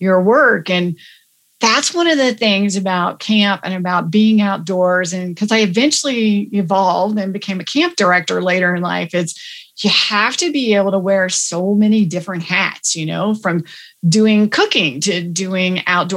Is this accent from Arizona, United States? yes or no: no; Texas, United States; accent: Texas; moved away; also born or lived in Houston / Richardson / Dallas; I am a Texas girl by birth